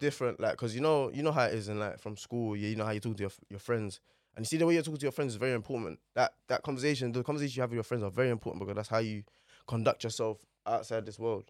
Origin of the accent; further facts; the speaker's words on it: London, United Kingdom; also born or lived in Manor Park, Newham / Stepney, Tower Hamlets; Grew up in Poplar, literally, till, like, maybe, like, oh seven, oh eight.